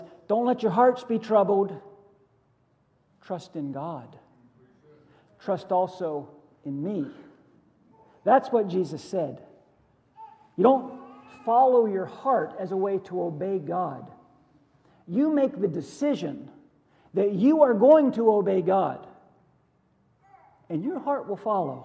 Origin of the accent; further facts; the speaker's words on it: Western Pennsylvania, United States; I grew up in Western Pennsylvania